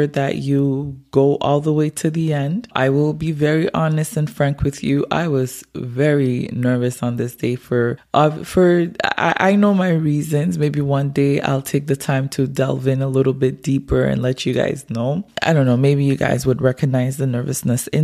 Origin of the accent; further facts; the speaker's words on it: Montreal, Quebec, Canada; moved away as an adult; now in Gatineau, Canada; I'm originally from Montreal. I grew up in Montreal, but I left there like almost 10 years now. And living in Gatineau.